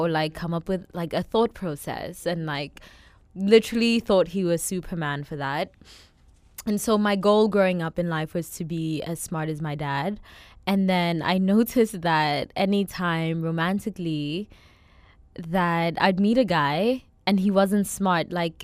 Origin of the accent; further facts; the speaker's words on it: South Africa; growing up, I can see how, like, my immediate environment, as well as, like, my household, as well as being South African